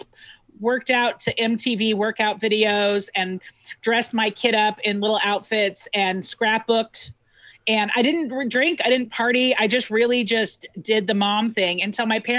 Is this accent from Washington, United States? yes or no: yes; Centralia, Washington, United States; born or raised there; also born or lived in Seattle